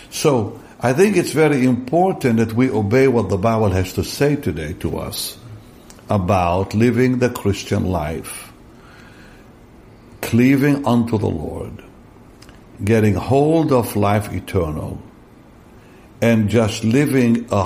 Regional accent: Israel; English is a second language; we grew up in Israel in a, in a very innocent way. We didn't have internet.

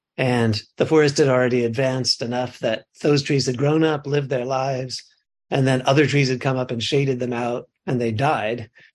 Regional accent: Connecticut, United States; now in California, United States; I grew up in Connecticut

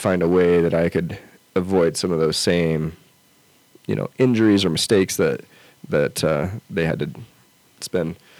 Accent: outside of Salt Lake City, Utah, United States; now in Lander, United States; I grew up in outside of Salt Lake City, and so I had the Wasatch Mountains right there.

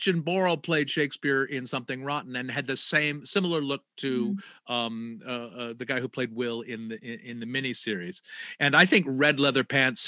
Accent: United States; we were American

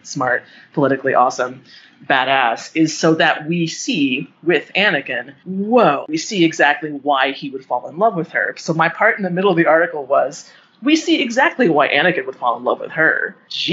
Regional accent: Boulder, Colorado, United States; I was poor growing up in Boulder

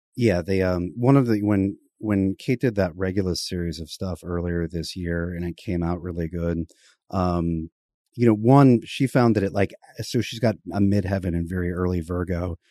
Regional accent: United States; as an American

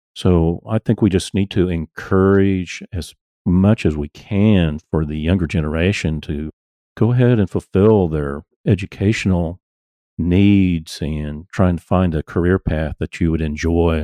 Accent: Tulsa, Oklahoma, United States; I grew up in Tulsa

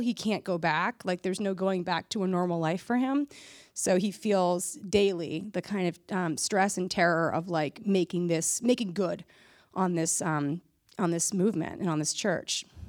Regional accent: Massachusetts, United States; where I grew up in Massachusetts

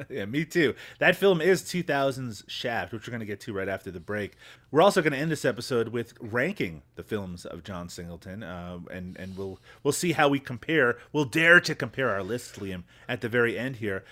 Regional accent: Newfoundland and Labrador, Canada; when I was growing up in Newfoundland

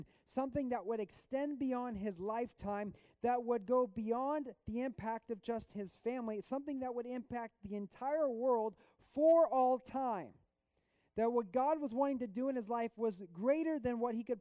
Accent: Missouri, United States; I grew up in Missouri mostly in my life

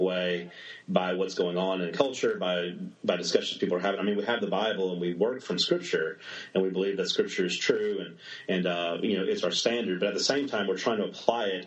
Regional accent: South Mississippi, United States; moved away as an adult; also born or lived in New Orleans, Louisiana / San Francisco Bay Area; now in Montgomery, United States; I was born in New Orleans. My family's all from New Orleans and South Mississippi for generations and generations, and grew up in a small town in South Mississippi just across the border

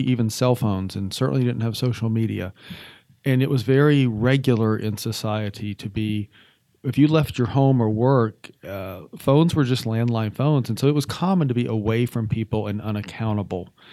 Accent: Atlanta, Georgia, United States; moved away as an adult; also born or lived in Arizona / Montana / Washington State / Oregon; was born and raised in Atlanta, Georgia.

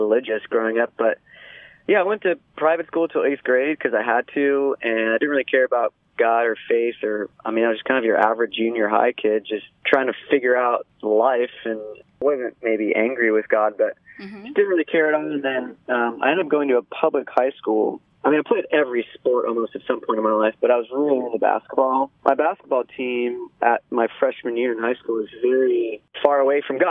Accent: Ventura, California, United States; I grew up in Ventura, which is right by the beach

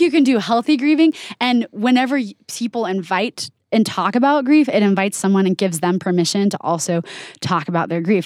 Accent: Oregon, United States; now in Utah, United States; I didn't grow up in Utah, I grew up in Oregon

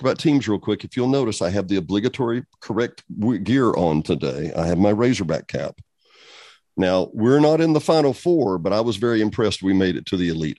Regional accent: Benton, Arkansas, United States; I'm a guy who came from that right where your picture is. I'm 20 miles west of there or east of there in Benton, Arkansas. I know the area well.

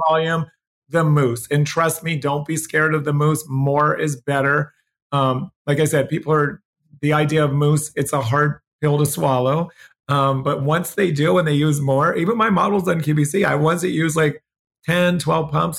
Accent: Pennsylvania, United States; also born or lived in New Jersey; now in Los Angeles, United States; I grew up in New Jersey and Pennsylvania, mostly Pennsylvania

